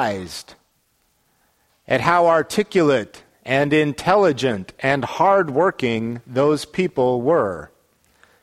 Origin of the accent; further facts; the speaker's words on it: Salt Lake City, Utah, United States; the climate in which I grew up in Salt Lake a long time ago